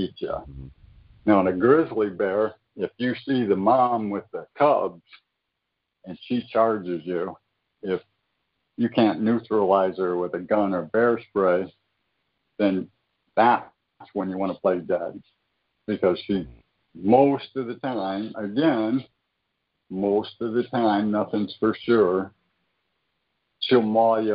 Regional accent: Michigan, United States; moved away; I was originally from Michigan

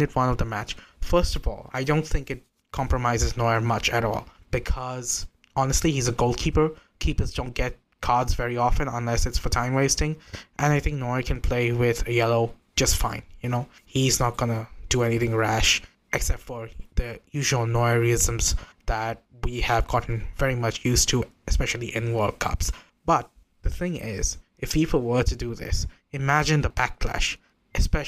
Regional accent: India; I'm not even from that hemisphere. I'm from India.

